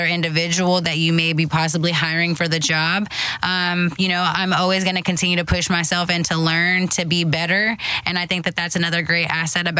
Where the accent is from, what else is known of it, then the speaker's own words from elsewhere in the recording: Houston, Texas, United States; I'm from Houston, Texas, and now I'm working with, you know, some of these big sports in my city